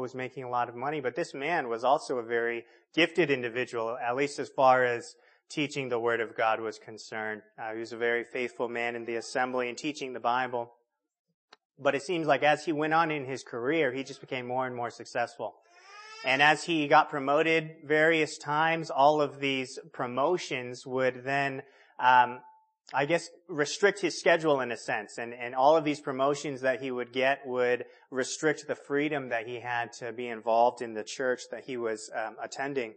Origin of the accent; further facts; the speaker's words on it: California, United States; moved away; I grew up in California.